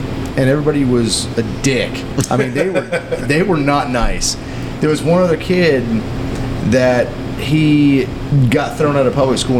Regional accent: Clearwater, Florida, United States; moved away; Where I grew up in Clearwater

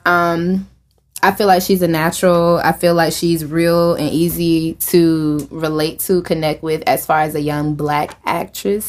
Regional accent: Richland County, South Carolina, United States; I am from Richland County, South Carolina

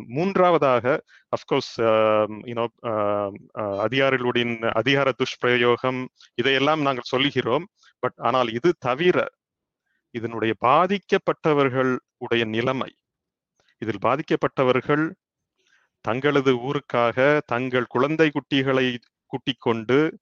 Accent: Thoothukudi, Tamil Nadu, India; now in United States; நான் வந்து தூத்துக்குடியை சேர்ந்தவன் அந்த மண்ணினுடைய தாக்கம் கட்டாயமாக என்னில் இருக்கிறது

